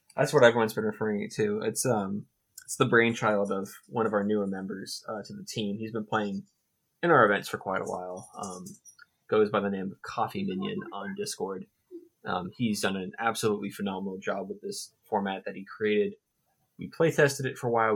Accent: Central Florida, United States; moved away as an adult; also born or lived in Atlanta, Georgia; now in Orlando, United States; I, I, was born and raised pretty close to Central Florida. Lived in Atlanta for um, past 10, 12 years

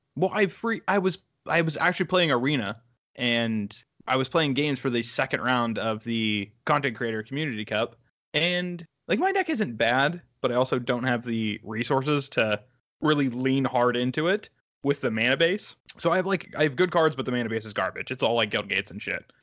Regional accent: United States; moved away as an adult; also born or lived in Pittsburgh; I'm back in my hometown

